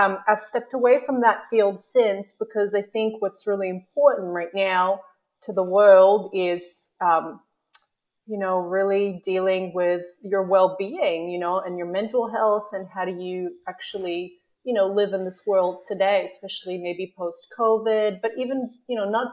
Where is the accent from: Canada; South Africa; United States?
Canada; moved away as an adult; also born or lived in Melbourne, Australia; now in Australia; I'm originally from Canada, like yourself. And, you know, I came here about 10 years ago to do my PhD in neuroscience.